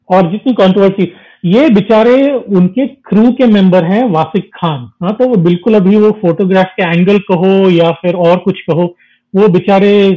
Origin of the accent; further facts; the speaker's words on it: South India, India; मैं भी south Indian हूँ